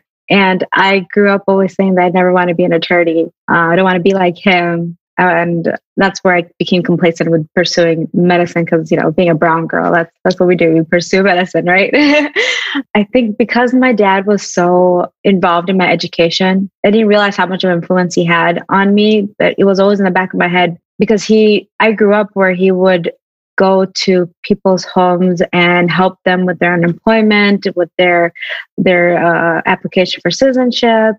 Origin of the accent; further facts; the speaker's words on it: Hamtramck, Michigan, United States; also born or lived in Newark, New Jersey; I was born in America in Newark, New Jersey, about 5 years there before my family decided to move to Michigan